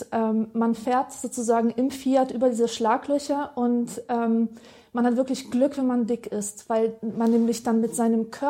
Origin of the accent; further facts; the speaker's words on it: Silesian Voivodeship, Poland; Also ich, äh, in, ich komme ja aus Oberschlesien